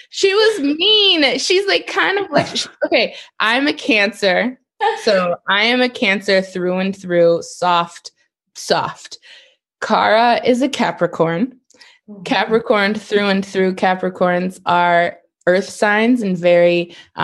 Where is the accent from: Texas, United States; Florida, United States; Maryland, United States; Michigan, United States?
Michigan, United States; Detroit; I am from Detroit, and I am used to like city environments